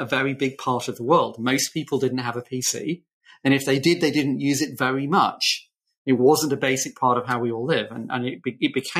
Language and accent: English; United Kingdom; I'm British.